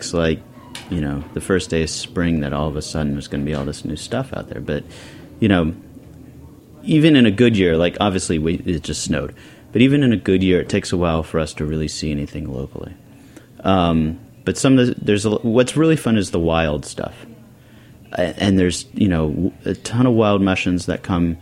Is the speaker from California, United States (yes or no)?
yes; Bonny Doon, California, United States; also born or lived in New York City; now in South Orange, United States; I didn't even grow up in Santa Cruz. I grew up in Bonny Doon, which is just... We don't even have traffic lights. It's just the mountains